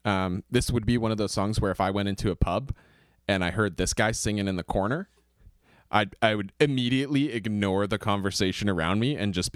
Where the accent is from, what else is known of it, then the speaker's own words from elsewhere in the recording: Kingston, Ontario, Canada; I'm a Canadian singer-songwriter from Kingston, Ontario.